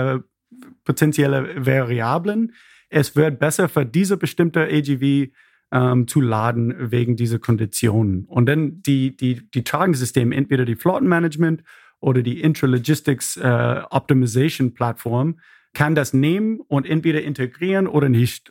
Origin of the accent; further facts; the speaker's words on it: Nashville, Tennessee, United States; German is a second language; moved away as an adult; also born or lived in Berlin; now in Freiburg, Germany; Ich bin ursprünglich aus Amerika, aus Nashville, Tennessee